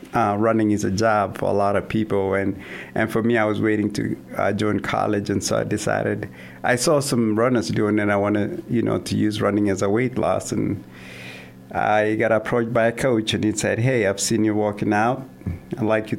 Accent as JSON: {"language": "English", "country": "Kenya", "tie": "born or raised there", "also_born_or_lived": "Kansas / Vermillion, South Dakota", "moved": "as an adult", "lives_now": "Sioux Falls, United States", "said": "So I'm originally from Kenya, a small town in the southern part of Kenya. Was born and raised there."}